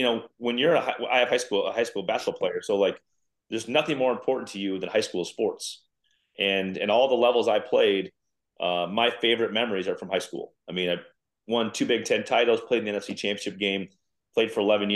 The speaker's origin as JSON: {"language": "English", "town": "Mount Vernon", "region": "South Dakota", "country": "United States", "tie": "born or raised there", "moved": "yes", "lives_now": "Minnesota, United States", "said": "I grew up in South Dakota. I live in Minnesota now"}